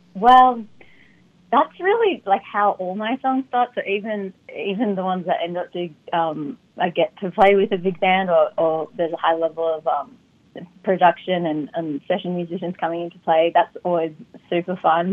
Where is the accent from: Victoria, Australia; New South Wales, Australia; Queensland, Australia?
New South Wales, Australia; Sydney; moved away as an adult; now in United States; I grew up in Sydney. So by the time when I actually did make the move at 19